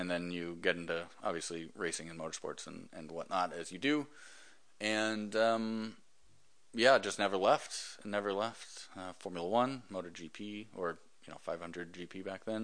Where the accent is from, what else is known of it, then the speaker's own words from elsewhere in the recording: Hawaii, United States; I was born in Hawaii